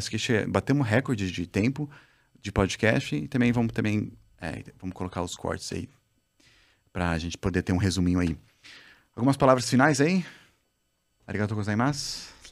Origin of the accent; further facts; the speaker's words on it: Brazil; sou brasileiro